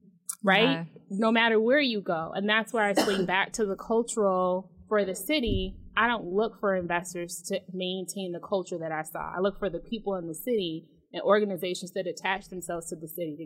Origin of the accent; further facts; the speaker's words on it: Detroit, Michigan, United States; moved away; I'm from Detroit. I was raised in Detroit. I also moved from Detroit. I also traveled to other places from Detroit.